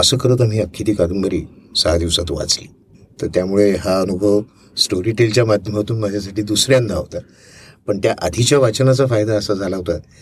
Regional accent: Thane, Maharashtra, India; also born or lived in Amravati; now in Pune, India; मी तसं वाढलो नानाचा मोठा झालो शिकलो वगैरे ठाण्याला आता जरी मी पुणेकर असलो तरी पण माझा जन्म आहे अमरावतीचा

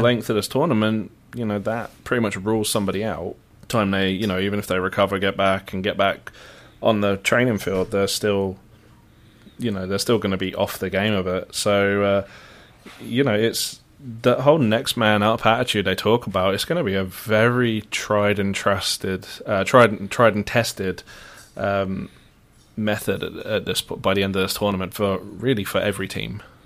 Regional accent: Luton, East of England, United Kingdom; moved away; I don't pronounce T's. I'm from Luton.

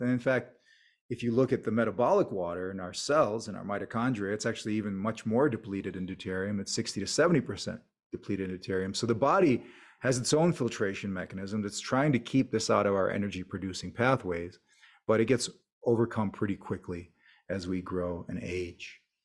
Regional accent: United States; an immigrant family growing up in America

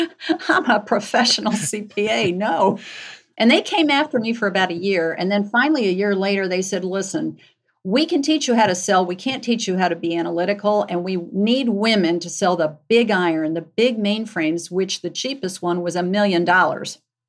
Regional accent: Cleveland, Ohio, United States; moved away as an adult; now in Atlanta, United States; I moved from Cleveland to Atlanta, so I was a Yankee in the South, a woman in public accounting back in the day

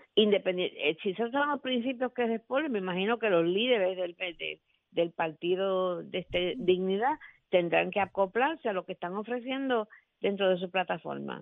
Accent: Puerto Rico; yo soy residente de Puerto Rico

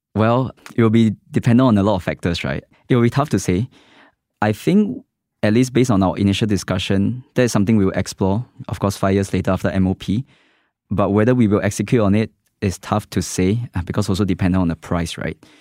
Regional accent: West Region, Singapore; I grew up in the West, Far West

